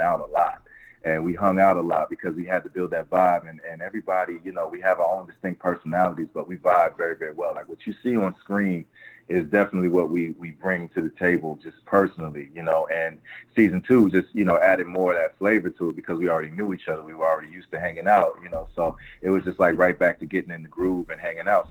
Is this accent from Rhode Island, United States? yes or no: no; Willingboro, New Jersey, United States; also born or lived in Camden, New Jersey; I was born in Camden, New Jersey, but I, I was raised in a, in a, in a place called Willingboro, New Jersey.